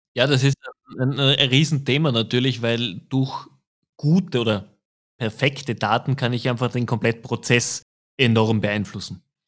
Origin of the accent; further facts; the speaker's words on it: Austria; als Österreicher